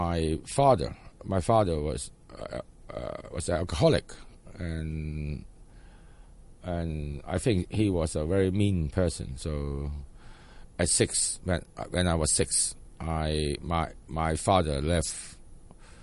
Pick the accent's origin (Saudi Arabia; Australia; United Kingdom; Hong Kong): Hong Kong; I was born in Sha Kai Wan.